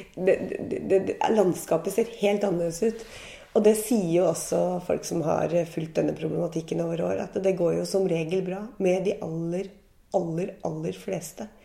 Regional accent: Gol, Buskerud, Norway; moved away; i Gol i Hallingdal, der jeg vokste opp og var ung

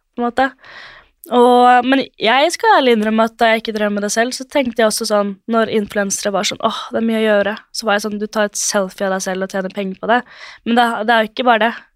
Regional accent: Drøbak, Akershus, Norway; moved away as an adult; now in Oslo, Norway; jeg er fra Drøbak og bor i Oslo

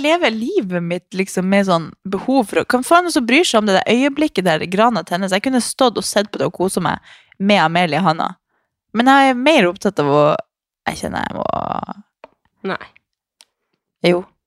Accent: Harstad, Troms, Norway; moved away; Jeg må hjem til nord

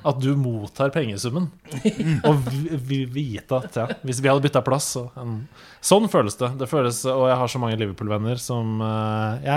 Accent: Norway; selv om jeg er nordmann.

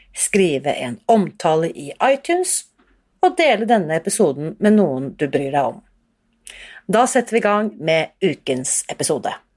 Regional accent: Oslo, Norway; jeg vokste opp da, eh, i Oslo

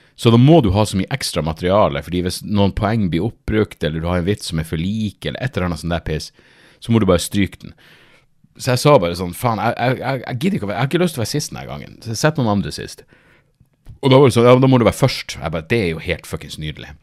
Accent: Narvik, Nordland, Norway; jeg er fra Narvik

